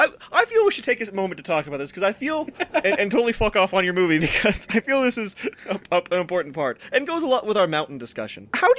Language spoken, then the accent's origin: English; United States; I'm an American.